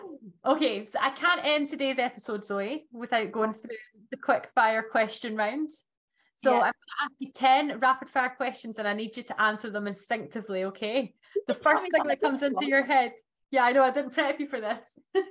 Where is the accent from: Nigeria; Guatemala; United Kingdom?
United Kingdom; Scotland; accent: Scottish; That's my Scottish accent.